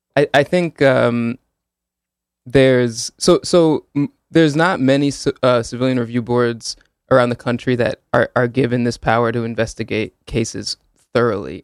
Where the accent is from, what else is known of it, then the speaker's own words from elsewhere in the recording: Hamden, Connecticut, United States; also born or lived in Woodbridge, Connecticut / New Haven, Connecticut; I grew up in Hamden in Woodbridge